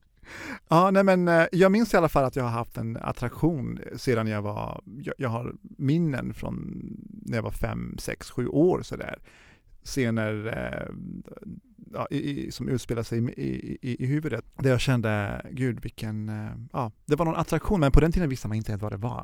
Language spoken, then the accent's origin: Swedish; Jönköping, Jönköping County, Sweden; also born or lived in Tehran, Iran; now in Stockholm, Sweden; vi är från Jönköping och sen så flyttade vi till Stockholm.